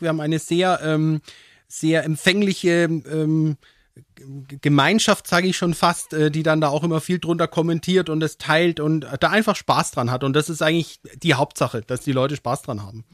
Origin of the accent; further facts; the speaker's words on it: Höchberg, Bavaria, Germany; also born or lived in Würzburg; in meinem Heimatort in Höchberg